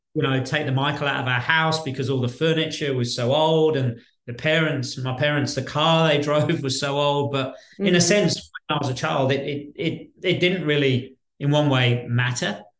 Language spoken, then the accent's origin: English; Birmingham, West Midlands, United Kingdom; now in Australia; I was born in Birmingham, in central Birmingham, in the West Midlands, and um, at a, at a very young age, my parents took uh, the decision to to move out of central Birmingham